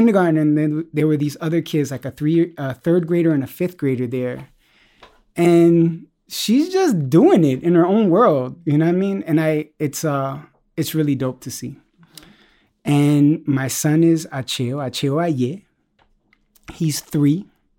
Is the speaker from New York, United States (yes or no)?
yes; Bronx, New York, United States; also born or lived in East Harlem; I was born in East Harlem and moved up to the Bronx and moved around a lot. But the Bronx, I credit with forming me.